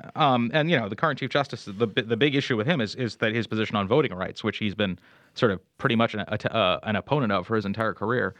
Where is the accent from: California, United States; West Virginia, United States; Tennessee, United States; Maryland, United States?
Maryland, United States; moved away; I grew up in Maryland